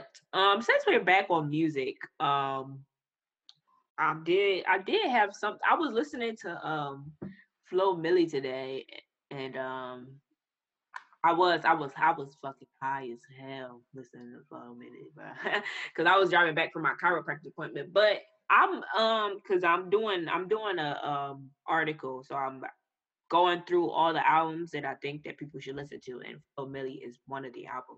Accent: New Jersey, United States; I'm from New Jersey

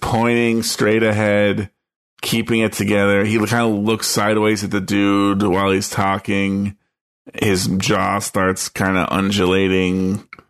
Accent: East Coast, United States; I grew up on the east

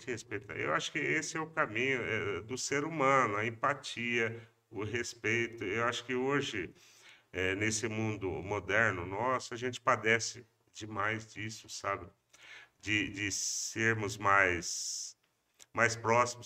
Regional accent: Pompeia, São Paulo, Brazil; Eu não nasci em Pompeia, mas cheguei lá com dois anos de idade

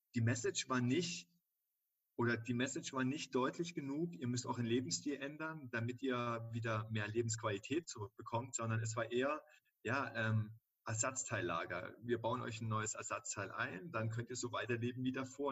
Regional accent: Dresden, Saxony, Germany; moved away as an adult; also born or lived in Cologne; ich bin 36 Jahre alt und komme gebürtig aus Dresden

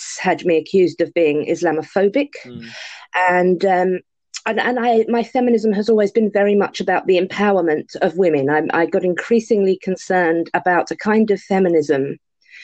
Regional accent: London, United Kingdom; I'm a Londoner, so I say Ario.

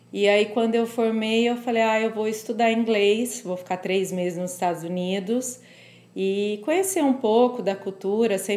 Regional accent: Franca, São Paulo, Brazil; eu sou do interior de São Paulo. Eu me mudei para São Paulo para fazer faculdade.

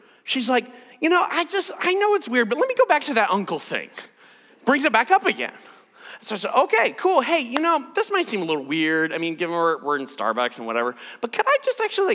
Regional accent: United States; I'm an American

